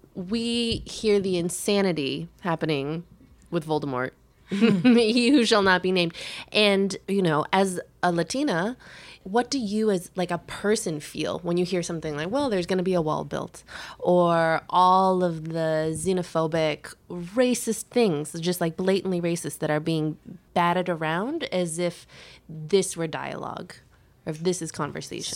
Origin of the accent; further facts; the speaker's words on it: Chicago, Illinois, United States; now in New York, United States; I grew up in Chicago.